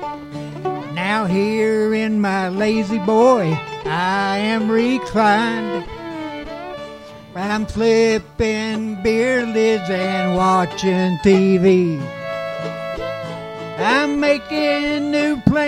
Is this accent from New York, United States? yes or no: no; West Virginia, United States; I was born in West Virginia, right on the border of Kentucky